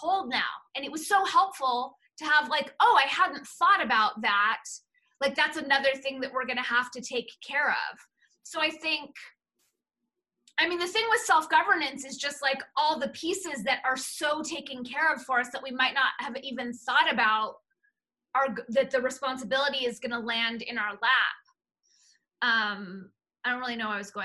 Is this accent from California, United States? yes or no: yes; Los Angeles, California, United States; Jewish American princess growing up in the San Fernando Valley